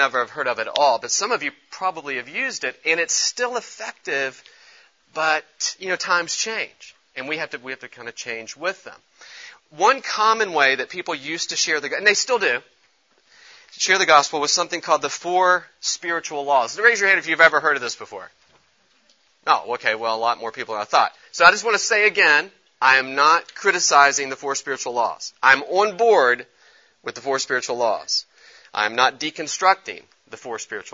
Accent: Charleston, West Virginia, United States; I grew up in Charleston, West Virginia

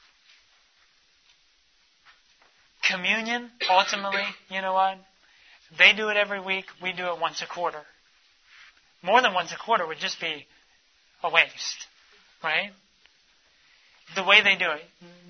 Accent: United States; we're from the United States

